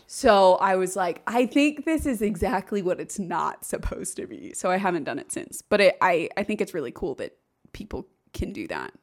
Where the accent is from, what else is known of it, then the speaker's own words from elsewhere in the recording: Overland Park, Kansas, United States; moved away; also born or lived in Indiana; I grew up in the Kansas City area, Overland